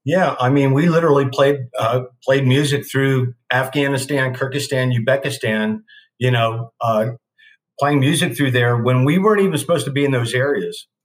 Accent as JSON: {"language": "English", "town": "Newark", "region": "Delaware", "country": "United States", "tie": "born or raised there", "said": "drove back to my hometown of Newark, Delaware"}